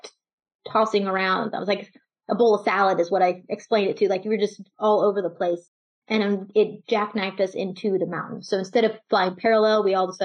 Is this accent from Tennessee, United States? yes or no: no; Texas, United States; So I'm from Texas. I grew up with a family, and I was probably the shyest kid in the family